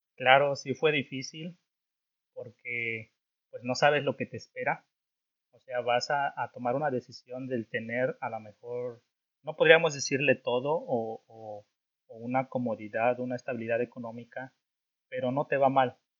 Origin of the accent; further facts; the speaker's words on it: Orizaba, Veracruz, Mexico; moved away as an adult; now in Germany; yo soy mexicano, eh, más, ah, para ser más exacto, soy de un estado que se llama Veracruz, Veracruz, México, para ser más exacto, pues de una ciudad que se llama Orizaba, Orizaba, Veracruz